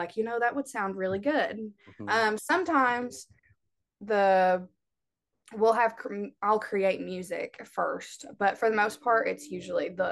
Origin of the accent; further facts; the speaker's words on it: Kentucky, United States; accent: twang; also born or lived in Cincinnati, Ohio; I'm from Kentucky, so you can hear it in my voice a little bit whenever I'm, especially when I'm singing, there's always a little bit of twang